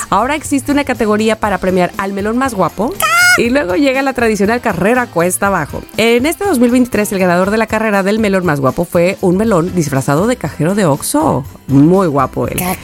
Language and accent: Spanish; Veracruz, Mexico; moved away; also born or lived in Xalapa, Veracruz; Jalapa, Veracruz, la capital de mi estado